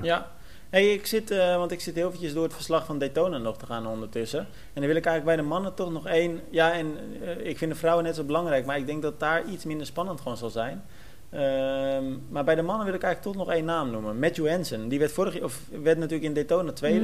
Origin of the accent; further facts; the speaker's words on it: Almere, Flevoland, Netherlands; Ik kom uit Almere